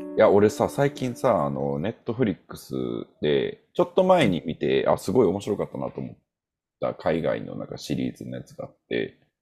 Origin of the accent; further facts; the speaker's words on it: Osaka, Japan; 俺は何は大阪人やからさ